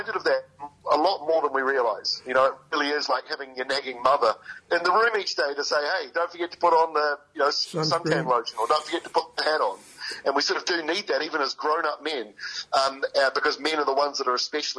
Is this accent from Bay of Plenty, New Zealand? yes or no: yes; Bay of Plenty and Waikato, New Zealand; also born or lived in King Country / Wellington; now in Auckland, New Zealand; I'm a North Island boy. I grew up in Bay of Plenty and Waikato and live in Auckland